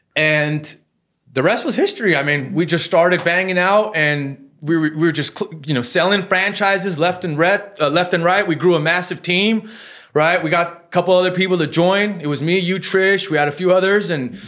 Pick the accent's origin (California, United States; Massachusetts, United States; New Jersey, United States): California, United States; Los Angeles; And born and raised in Hollywood